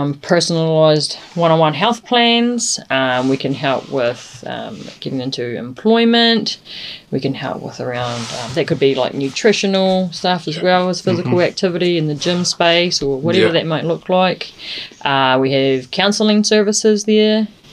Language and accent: English; Bluff, Southland, New Zealand; I am from Bluff. I live and work in Bluff predominantly. I have a young boy, Ruben, who's 4, and my partner, Tane. We all live down there, and yeah, that's home for us. We're really proud Bluffies.